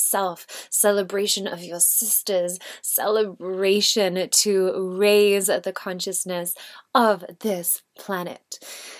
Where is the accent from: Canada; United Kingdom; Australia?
United Kingdom; England; I'm the English version of Kayleen.